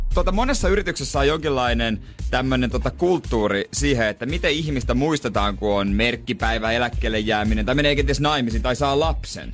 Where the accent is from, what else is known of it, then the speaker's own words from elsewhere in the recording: Ostrobothnia, Finland; moved away; also born or lived in Rauma; minä vaikka onkin Pohjanmaalta